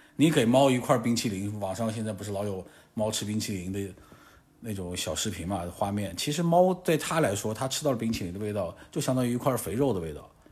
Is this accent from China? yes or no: yes; Guangxi, China; 虽然我是在广西长大，出生长大